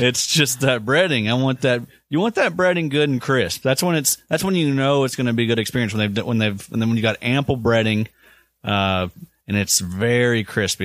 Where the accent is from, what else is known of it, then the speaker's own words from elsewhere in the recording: the South, Kentucky, United States; growing up in the South